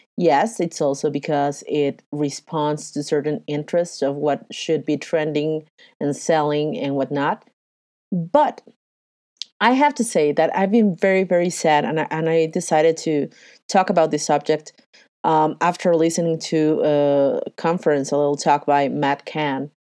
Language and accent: English; Mexico City, Mexico; I am from Mexico City, I have lived and breathed the good and the bad and the ugly of globalization and NAFTA